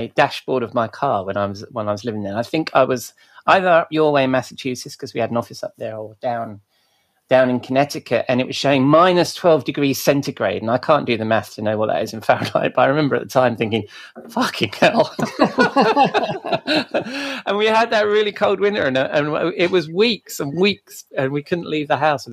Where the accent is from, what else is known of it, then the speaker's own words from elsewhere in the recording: England, United Kingdom; being English